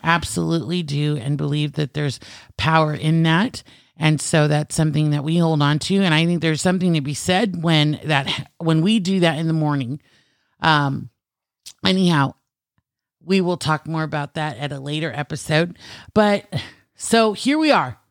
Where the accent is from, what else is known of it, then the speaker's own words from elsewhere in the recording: California, United States; I am native Californian